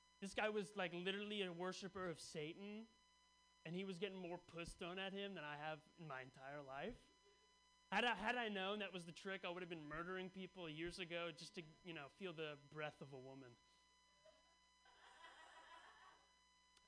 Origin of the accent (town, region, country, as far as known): Bay Area, California, United States; born or raised there